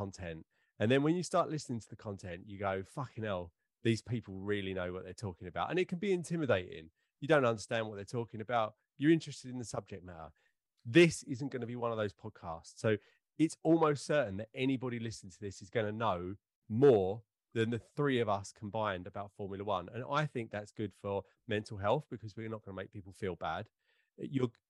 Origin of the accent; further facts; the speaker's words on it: Essex, East of England, United Kingdom; we're all from Essex